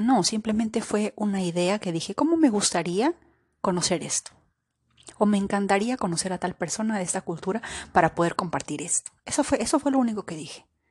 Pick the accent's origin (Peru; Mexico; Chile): Peru; moved away; he estado en Perú, he estado en mi país